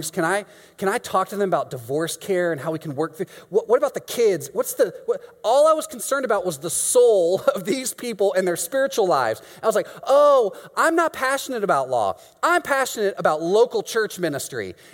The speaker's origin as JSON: {"language": "English", "country": "Mexico", "moved": "as an adult", "lives_now": "Chicago, United States", "said": "yes, I'm from Mexico."}